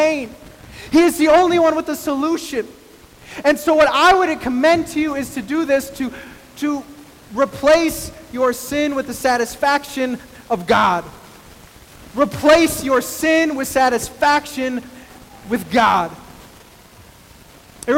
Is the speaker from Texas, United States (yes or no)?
yes; El Paso, Texas, United States; moved away; also born or lived in Midwest; I was born in El Paso, Texas